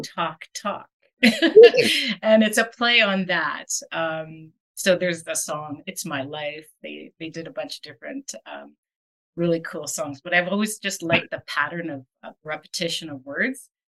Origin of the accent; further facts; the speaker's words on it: Winnipeg, Manitoba, Canada; now in Calgary, Canada; I was born in Winnipeg